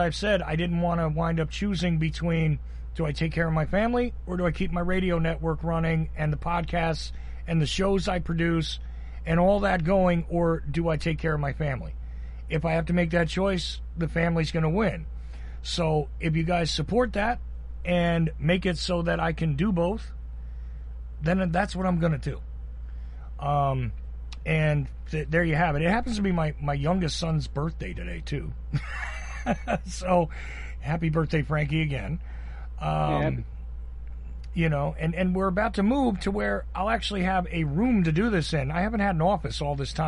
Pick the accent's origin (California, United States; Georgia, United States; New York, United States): Georgia, United States; accent: Georgia; I'm here in Georgia. You can tell from my accent, right?